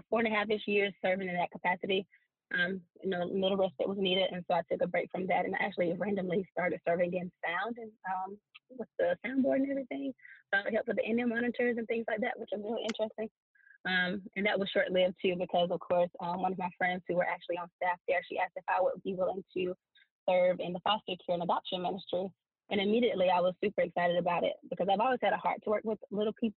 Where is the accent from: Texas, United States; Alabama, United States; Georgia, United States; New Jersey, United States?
Georgia, United States; Atlanta; also born or lived in Wooster, Ohio; I grew up, born and raised in Atlanta, East Atlanta